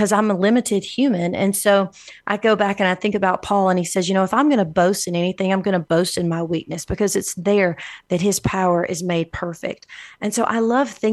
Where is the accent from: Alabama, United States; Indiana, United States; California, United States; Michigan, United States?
Alabama, United States; now in El Paso, United States; I'm from Alabama